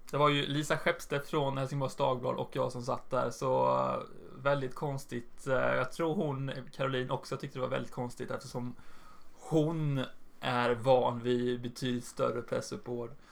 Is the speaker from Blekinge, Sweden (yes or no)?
no; Jönköping, Jönköping County, Sweden; min hemstad